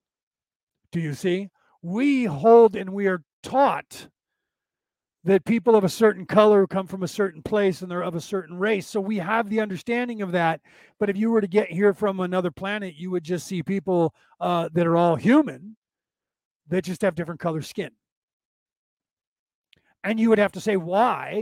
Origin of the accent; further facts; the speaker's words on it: Walnut Creek, California, United States; accent: Southern drawl; I was born in Walnut Creek